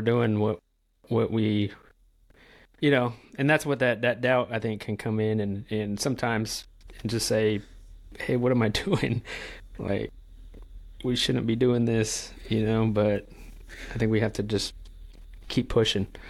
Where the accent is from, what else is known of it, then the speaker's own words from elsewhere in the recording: California, United States; moved away as an adult; now in North Carolina, United States; I'm from California